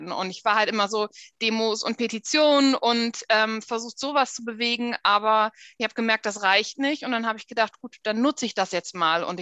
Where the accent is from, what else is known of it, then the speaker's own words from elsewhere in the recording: Frankfurt am Main, Hesse, Germany; born there; also born or lived in Berlin / Wesermarsch / Oldenburg; Also ich bin in Frankfurt geboren, in Frankfurt am Main. Ich habe lange in Berlin gelebt, lange aber auch in der Wesermarsch